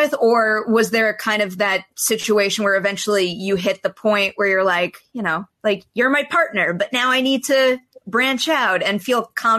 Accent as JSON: {"language": "English", "region": "New York", "country": "United States", "tie": "born or raised there", "moved": "as an adult", "lives_now": "Los Angeles, United States", "said": "It took me way too long to move from my hometown in New York to go out to LA."}